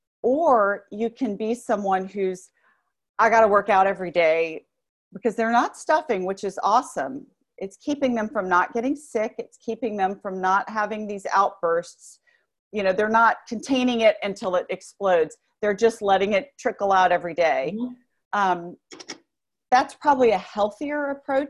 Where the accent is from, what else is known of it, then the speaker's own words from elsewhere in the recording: New Orleans, Louisiana, United States; I grew up, well, New Orleans it's in the South, but it's not Southern, but in the South, in the Bible Belt in particular